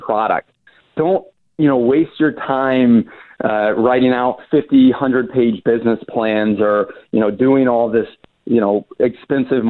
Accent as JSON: {"language": "English", "town": "Atlanta", "region": "Georgia", "country": "United States", "also_born_or_lived": "Chapel Hill, North Carolina", "moved": "as an adult", "said": "I'm from Atlanta"}